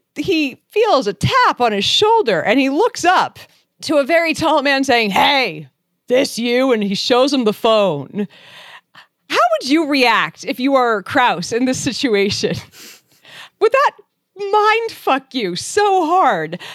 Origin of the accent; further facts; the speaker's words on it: Boston, Massachusetts, United States; moved away; I'm from Boston originally.